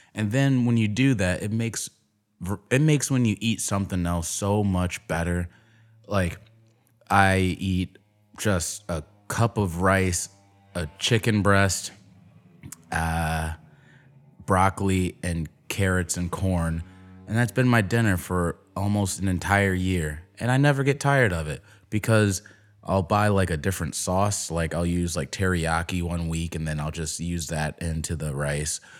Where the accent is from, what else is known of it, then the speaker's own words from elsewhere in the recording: Chicago, Illinois, United States; growing up in Chicago